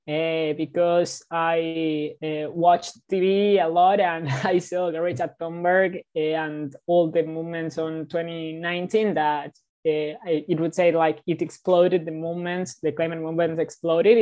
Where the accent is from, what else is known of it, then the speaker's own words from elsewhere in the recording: Buenos Aires, Argentina; I am 16 years old and I am from Buenos Aires, Argentina.